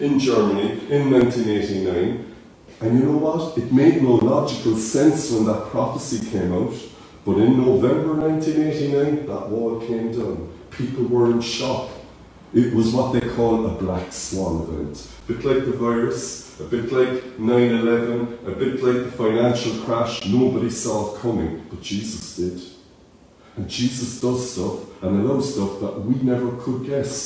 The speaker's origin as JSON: {"language": "English", "town": "Cork", "region": "Munster", "country": "Ireland", "accent": "Cork", "said": "my Cork accent"}